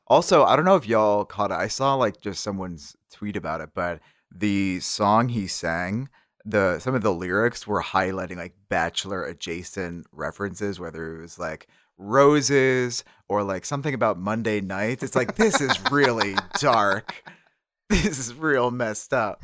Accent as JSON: {"language": "English", "town": "Syracuse", "region": "New York", "country": "United States", "tie": "born or raised there", "said": "my hometown is Syracuse"}